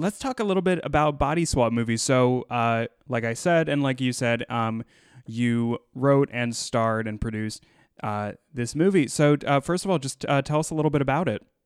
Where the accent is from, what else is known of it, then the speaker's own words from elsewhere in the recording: United States; growing up in the United States